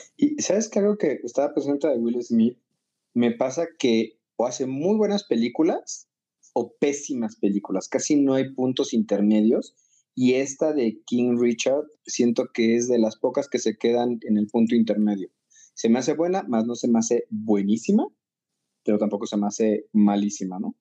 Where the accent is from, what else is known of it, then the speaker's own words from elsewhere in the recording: Mexico; soy mexicana